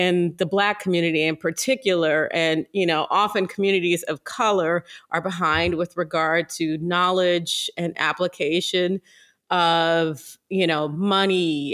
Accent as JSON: {"language": "English", "region": "Ohio", "country": "United States", "moved": "as an adult", "lives_now": "New York, United States", "said": "I'm originally from Ohio"}